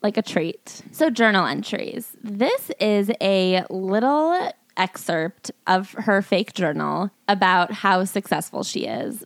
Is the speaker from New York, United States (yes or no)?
yes; New York, United States; I'm a New Yorker